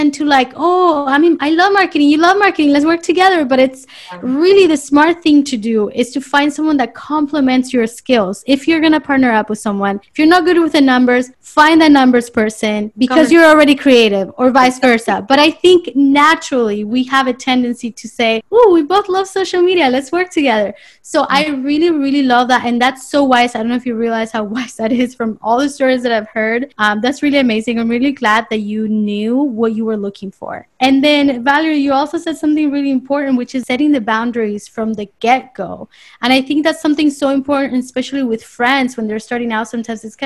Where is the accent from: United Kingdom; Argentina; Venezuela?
Argentina; now in Miami, United States; I'm Argentinian